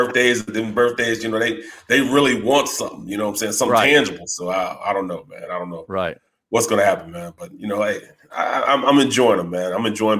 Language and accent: English; St. Louis, Missouri, United States; moved away; I grew up on White Castles in St. Louis.